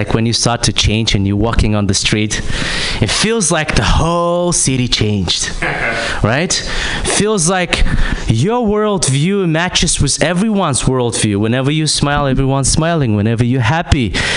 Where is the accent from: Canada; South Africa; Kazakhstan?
Kazakhstan; moved away; I'm from Kazakhstan